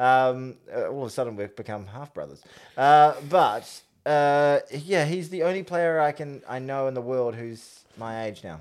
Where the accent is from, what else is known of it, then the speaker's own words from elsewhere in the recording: New Zealand; as a New Zealander